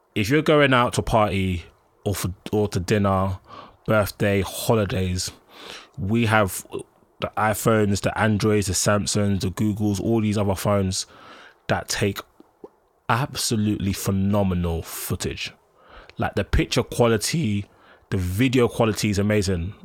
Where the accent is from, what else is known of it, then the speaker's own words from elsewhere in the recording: London, United Kingdom; I grew up in Collindale, and in Broad Falls, Edgware